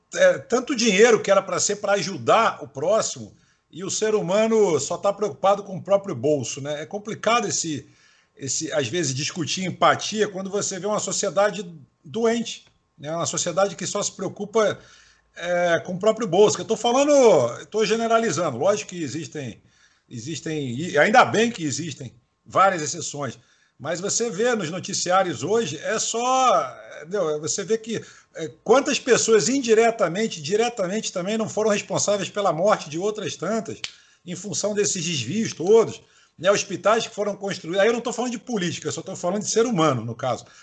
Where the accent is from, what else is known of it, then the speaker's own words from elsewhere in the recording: Salvador, Bahia, Brazil; eu sou nordestino também, sou baiano de Salvador